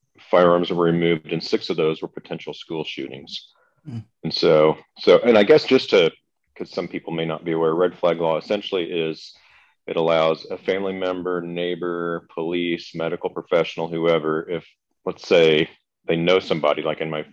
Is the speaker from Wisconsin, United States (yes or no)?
no; Kansas, United States; I grew up in Kansas, a family where hunting and like going to the gun range